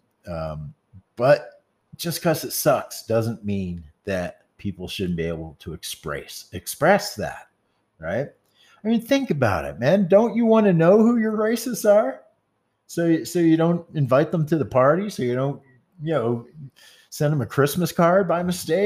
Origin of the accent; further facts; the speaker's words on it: the South, United States; I come from the South